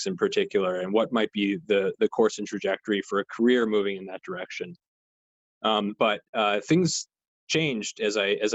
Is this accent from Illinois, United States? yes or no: no; outside Albuquerque, New Mexico, United States; moved away; I've been sheltering in place where I grew up in New Mexico, a little bit outside of Albuquerque